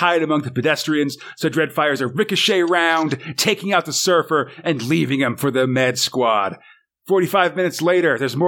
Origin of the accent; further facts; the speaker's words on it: United States; as an American